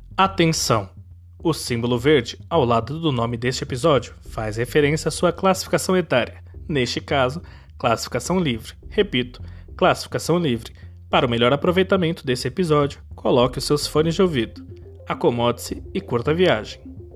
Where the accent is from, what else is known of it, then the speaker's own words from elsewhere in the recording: Brazil; somos brasileiros